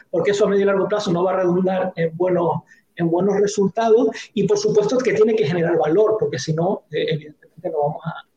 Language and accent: Spanish; Canary Islands, Spain